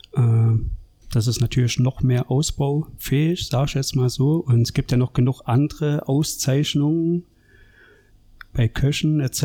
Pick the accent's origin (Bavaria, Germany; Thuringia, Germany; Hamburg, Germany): Thuringia, Germany; Gera; born or raised there; moved away as an adult; also born or lived in Allgäu